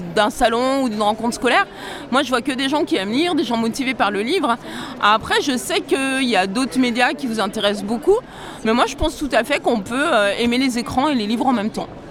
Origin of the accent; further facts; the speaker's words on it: Bourg-en-Bresse, Auvergne-Rhône-Alpes, France; Je viens de Bourg-en-Bresse, c'est entre Lyon et Genève